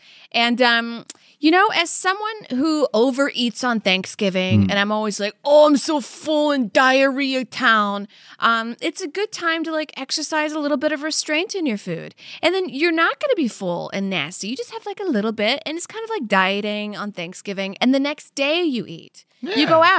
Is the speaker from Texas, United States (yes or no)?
no; Louisiana, United States; I'm from Louisiana.